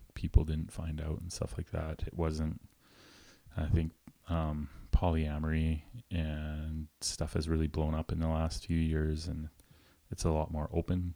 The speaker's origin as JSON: {"language": "English", "region": "rural Alberta", "country": "Canada", "tie": "born or raised there", "said": "Very small town, rural Alberta"}